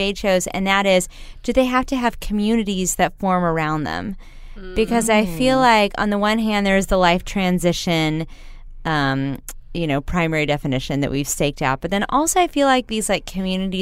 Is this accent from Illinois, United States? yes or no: no; Texas, United States; growing up in Texas